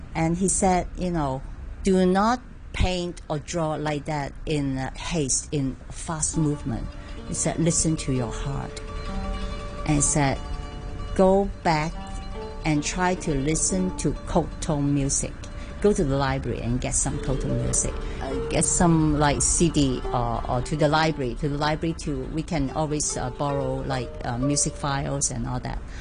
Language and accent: English; Hong Kong; also born or lived in Guangzhou, China; I'm from Hong Kong, I'm from Hong Kong